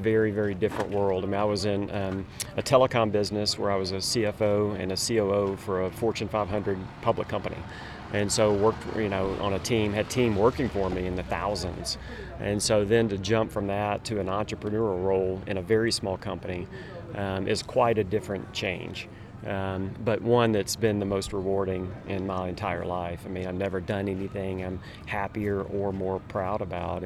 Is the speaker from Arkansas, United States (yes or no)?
yes; Little Rock, Arkansas, United States; moved away as an adult; now in Steamboat Springs, United States; Just moved to Steamboat after really being a native Arkansan my entire life. Little Rock, Arkansas was my hometown up until just a couple of weeks ago.